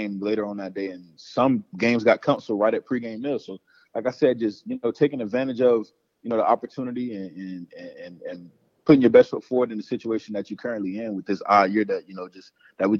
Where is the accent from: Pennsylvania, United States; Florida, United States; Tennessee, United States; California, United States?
Florida, United States; Panama City; growing up in Panama City, Florida, where, you know, it's close to Tallahassee, Doak Campbell Stadium